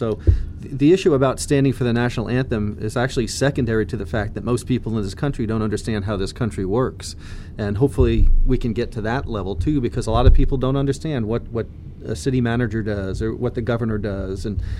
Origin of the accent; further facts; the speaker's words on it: New York area, United States; I grew up a huge tennis fan, and I'm from New York area